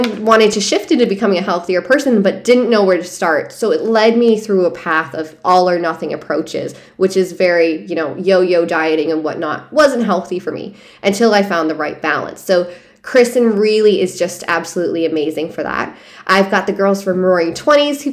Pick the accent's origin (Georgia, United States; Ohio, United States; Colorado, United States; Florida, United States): Ohio, United States; Hudson; moved away as an adult; also born or lived in San Diego, California; I'm from Hudson, Ohio. I went to, you know, grade school, went to college there.